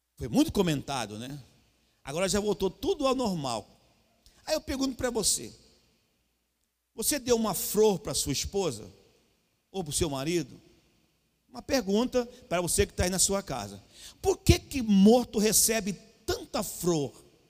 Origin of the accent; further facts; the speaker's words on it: Cuiabá, Mato Grosso, Brazil; eu sou cuiabano